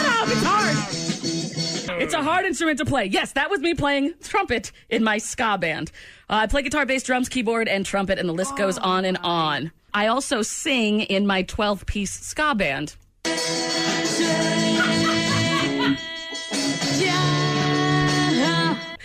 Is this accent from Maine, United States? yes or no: yes; Maine, United States; moved away as an adult; also born or lived in Old Orchard Beach, Maine / Harrisburg, Pennsylvania / North Carolina; I'm from Maine